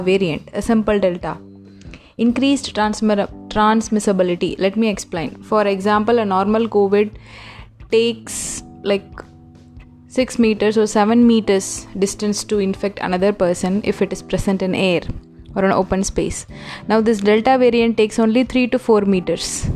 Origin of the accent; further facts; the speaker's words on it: India; Being an Indian